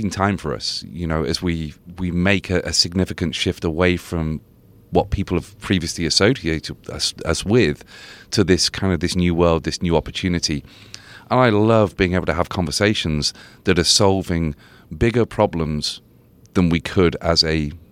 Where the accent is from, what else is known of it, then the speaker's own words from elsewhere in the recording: United Kingdom; So I'm so I'm a Brit, so I didn't even realize that was a beer.